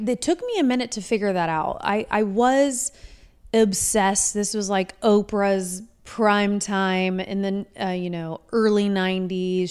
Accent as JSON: {"language": "English", "town": "Indianapolis", "region": "Indiana", "country": "United States", "tie": "born or raised there", "also_born_or_lived": "Martinsville, Indiana", "said": "I grew up, I was raised in Indianapolis, until I was about eleven."}